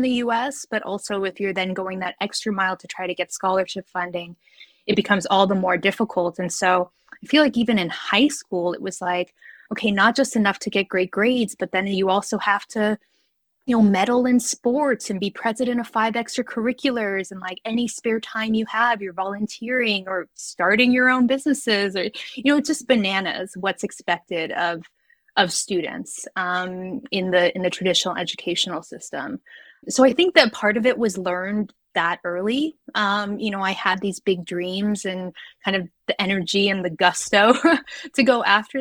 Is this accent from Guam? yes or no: yes; Guam; moved away; I grew up in Guam, which is a small island in the middle of the Pacific. It's a U.S. territory